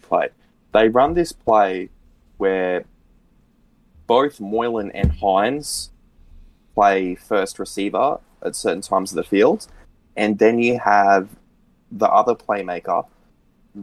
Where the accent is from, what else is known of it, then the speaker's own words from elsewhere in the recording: Queensland, Australia; as a Queenslander